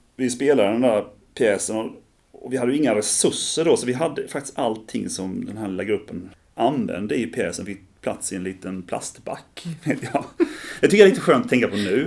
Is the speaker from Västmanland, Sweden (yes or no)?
no; Ljungby, Kronoberg County, Sweden; Jag är uppvuxen här i Ljungby